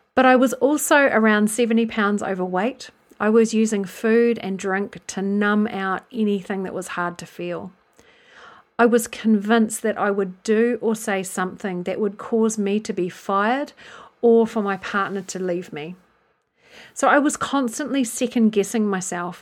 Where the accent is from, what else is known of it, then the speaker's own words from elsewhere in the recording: New Zealand; moved away as an adult; now in England, United Kingdom; I'm originally from New Zealand, which you may have picked up, and I've lived in England since two thousand and two